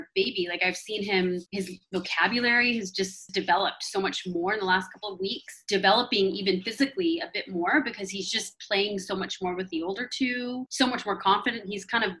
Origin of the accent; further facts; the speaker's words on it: United States; I'm from America.